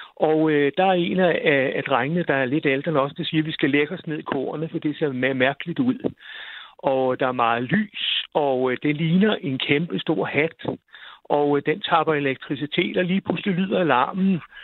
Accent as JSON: {"language": "Danish", "area": "near Roskilde", "region": "Zealand", "country": "Denmark", "tie": "born or raised there", "said": "Jeg kommer fra en lille landsby uden ved siden af Roskilde"}